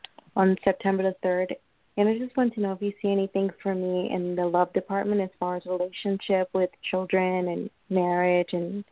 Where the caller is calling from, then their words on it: New York, United States; I'm calling from New York.